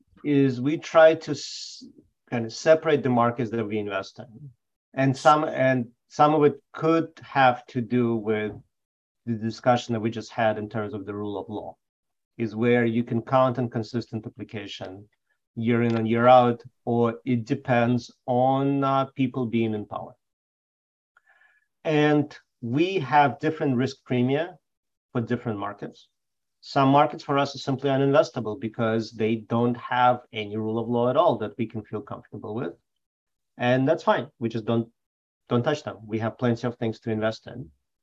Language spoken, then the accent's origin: English; Belarus; born there; So I was born in Belarus